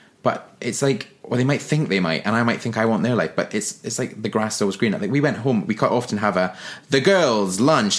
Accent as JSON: {"language": "English", "town": "Forres", "region": "Scotland", "country": "United Kingdom", "tie": "born or raised there", "also_born_or_lived": "Glasgow", "accent": "Scottish", "moved": "yes", "lives_now": "London, United Kingdom", "said": "I'm from Forres in the northeast of Scotland, 30 miles east of Inverness, between Inverness and Aberdeen"}